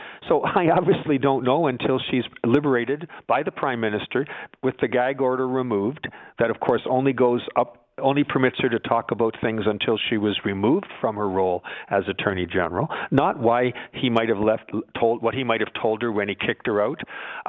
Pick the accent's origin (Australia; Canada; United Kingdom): Canada; Aren't you embarrassed as a Canadian? I know I am.